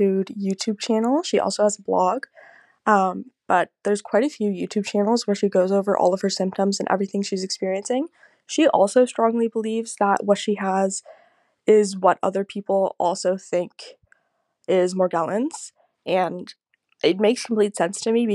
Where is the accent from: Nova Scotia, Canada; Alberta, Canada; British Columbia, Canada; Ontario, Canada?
Ontario, Canada; Burlington; I'm from Burlington, Ontario, Canada